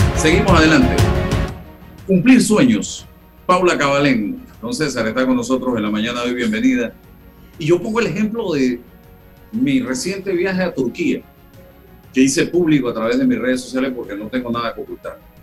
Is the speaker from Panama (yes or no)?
yes; Panama